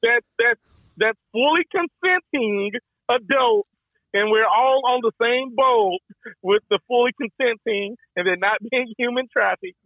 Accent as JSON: {"language": "English", "region": "Texas", "country": "United States", "said": "I'm from Texas, baby. You know, we like to shoot shit over there"}